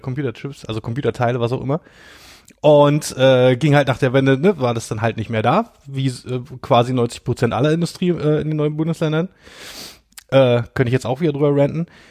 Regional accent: Brandenburg, Germany; ich komme ja daher

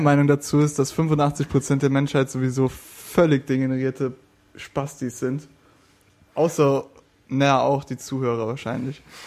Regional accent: West Germany, Germany; Ich komme aus dem Westen

